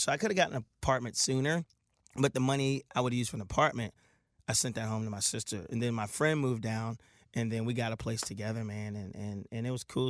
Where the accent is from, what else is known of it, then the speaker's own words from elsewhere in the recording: Milton, Delaware, United States; moved away; I was born and raised right in Milton